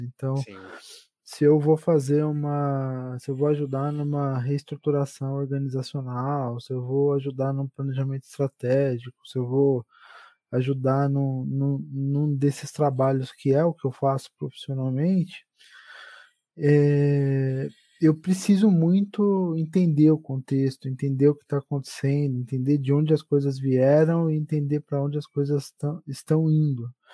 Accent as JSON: {"language": "Portuguese", "town": "Santo André", "region": "São Paulo", "country": "Brazil", "tie": "born or raised there", "said": "Sou um homem do ABC paulista. Eu sou, sou de Santo André. Eu vivi, exceto, exceto por alguns anos, que foi quando eu fiz a minha graduação e eu, eu vivi aqui em Santo André"}